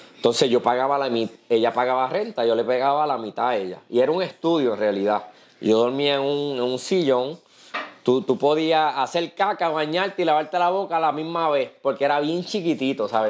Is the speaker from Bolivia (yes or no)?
no; Puerto Rico; moved away as an adult; also born or lived in New York / Virginia; como buen puertorriqueño